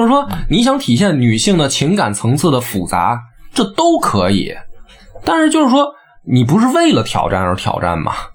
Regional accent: China; 我们东方人，或者作为中国人

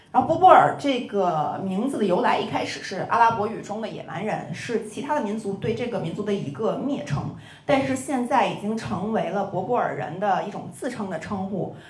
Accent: China; 我说中国人觉得天下都是一样的，所以我们没必要去占领别人的领土

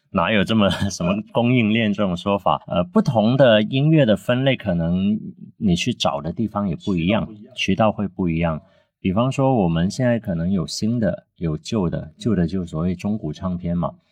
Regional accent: Guangzhou, Guangdong, China; Chinese is a second language; moved away as an adult; also born or lived in Shanghai; now in Guangzhou, China; 因为我们小时候在广州就特别流行在商场里面有那种电台直播间

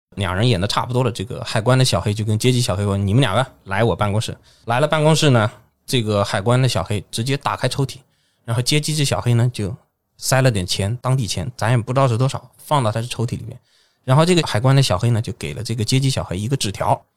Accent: China; 我一个中国人

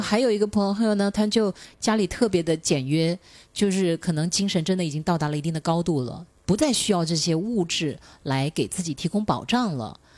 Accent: Shenzhen, Guangdong, China; 家就是好像我们深圳人最后的一个堡垒

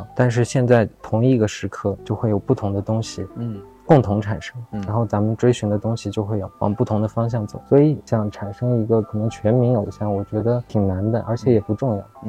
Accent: Xining, Qinghai, China; 那时候西宁的街头真的是这样的，你可能放了学就有人堵在门口，就说要干架。我小时候在上小学的时候

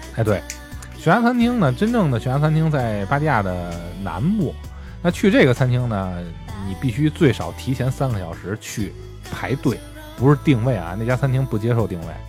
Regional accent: China; 我们中国人

